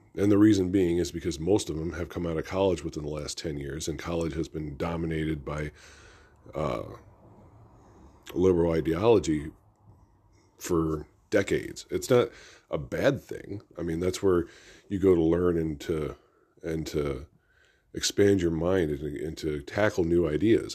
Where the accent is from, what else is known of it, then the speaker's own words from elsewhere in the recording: United States; As an American